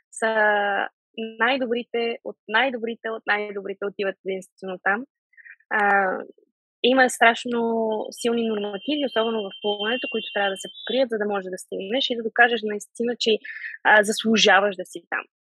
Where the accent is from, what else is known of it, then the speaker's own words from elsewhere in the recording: Sofia, Sofia City, Bulgaria; now in England, United Kingdom; България винаги си е моят а, роден, а, родна държава, София си е моят роден град. А, аз винаги ще съм си вкъщи, когато си дойда тук, независимо, че живея в Англия, независимо, че състезавам за Турция.